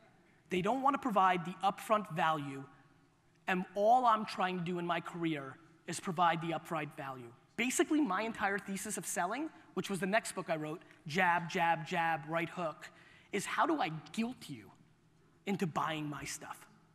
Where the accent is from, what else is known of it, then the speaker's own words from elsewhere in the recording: Russia; born there; As I told you, I was born in Russia.